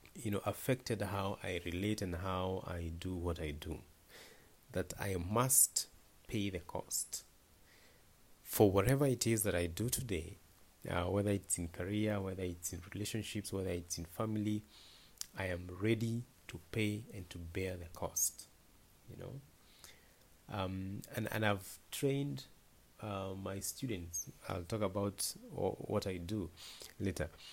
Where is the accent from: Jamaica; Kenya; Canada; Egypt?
Kenya; Naivasha, Nakuru County; I was born in Naivasha, uh, in a very remote village called Dabibi.